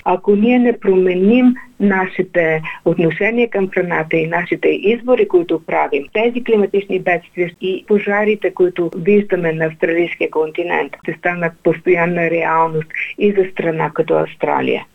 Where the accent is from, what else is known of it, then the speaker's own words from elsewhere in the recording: Bulgaria; за нас като българи